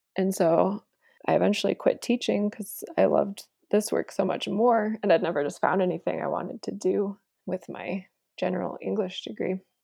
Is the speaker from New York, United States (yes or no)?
no; small town Iowa, United States; moved away as an adult; now in Denver, United States; my hometown